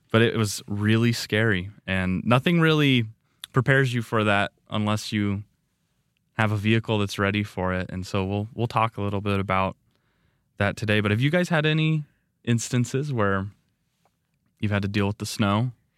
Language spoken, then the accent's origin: English; Nevada, United States; now in Rexburg, United States; Growing up in Nevada, like, it gets, gets warm